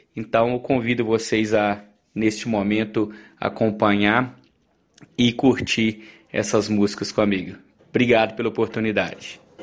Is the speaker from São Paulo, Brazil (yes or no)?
no; Araponga, Minas Gerais, Brazil; da minha terra, de Araponga